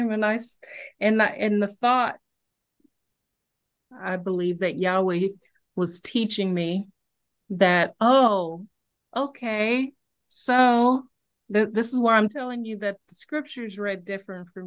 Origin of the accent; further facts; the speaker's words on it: Cincinnati, Ohio, United States; I grew up in Cincinnati.